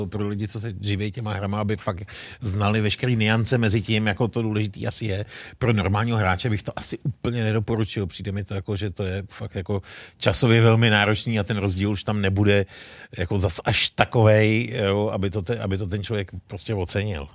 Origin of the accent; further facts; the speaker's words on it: Bohemia, Czechia; u nás v Čechách